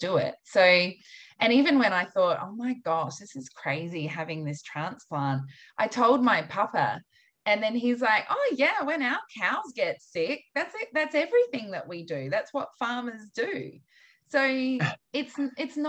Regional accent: Australia; I, as an Australian

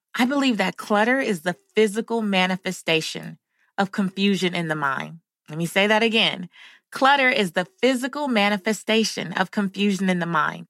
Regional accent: Los Angeles, California, United States; growing up in South Central Los Angeles

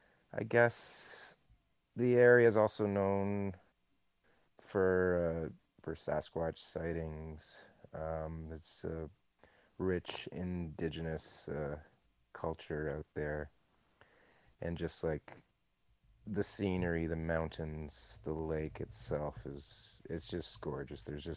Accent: Canada; I'm Canadian

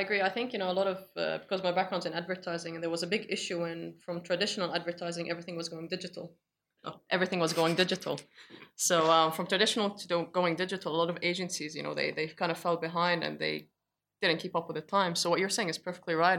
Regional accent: Australia; now in Beirut, Lebanon; you're born and raised in Australia

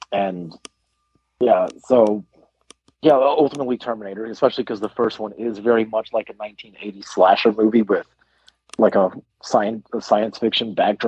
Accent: United Kingdom; As a British person, I'm very surprised to hear

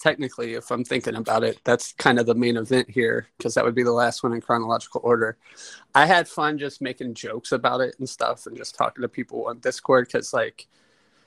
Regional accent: Cincinnati, Ohio, United States; we're from Cincinnati

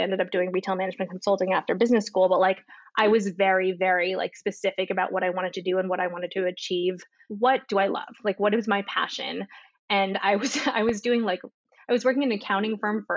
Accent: New Jersey, United States; moved away as an adult; also born or lived in Washington, D.C. / Chicago / Switzerland; now in Miami, United States; I grew up in New Jersey

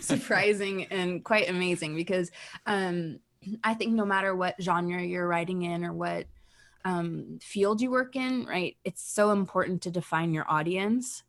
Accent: United States; now in Canada; I was born in the United States

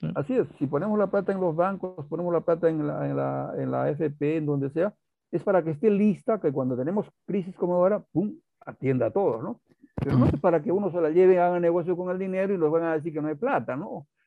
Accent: Peru; somos los incas, somos los indios del Perú

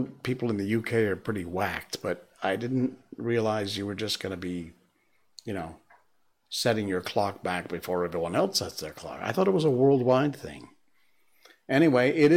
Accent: United States; moved away as an adult; now in Malaysia; Because I'm American

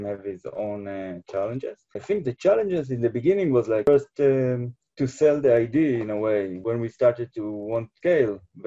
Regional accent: Jerusalem, Jerusalem District, Israel; I come from Israel, from Jerusalem. It's very spiritual. It's very connected to Judaism, as to live in Jerusalem. You're part of the history all the time. You feel, and I was born here

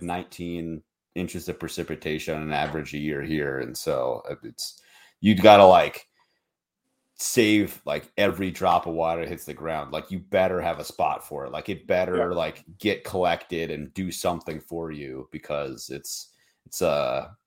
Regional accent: Minnesota, United States; moved away as an adult; now in Montana, United States; I'm from Minnesota

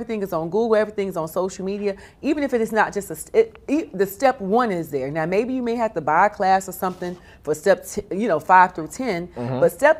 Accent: North Carolina, United States; I am. I'm a Southerner.

